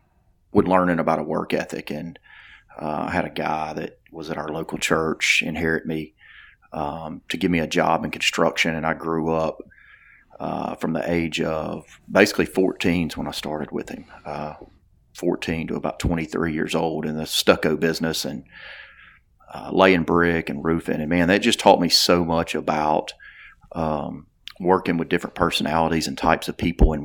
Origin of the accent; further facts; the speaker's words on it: Theodore, Alabama, United States; I am from South Alabama, a town called Theodore, Alabama. I'm super proud of where I'm from.